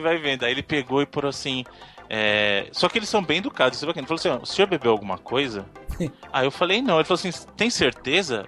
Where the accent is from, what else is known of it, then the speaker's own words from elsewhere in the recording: Brazil; eu sou do Brasil, de novo, né, eu sou do Brasil